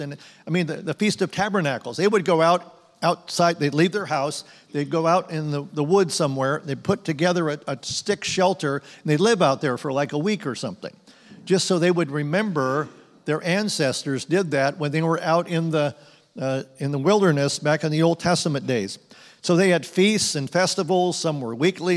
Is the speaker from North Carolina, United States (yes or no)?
no; Phoenix, Arizona, United States; We grew up in Phoenix